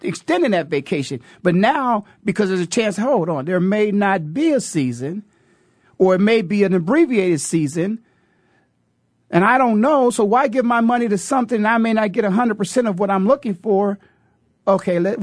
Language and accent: English; Canton, Ohio, United States; born and raised in Canton, Ohio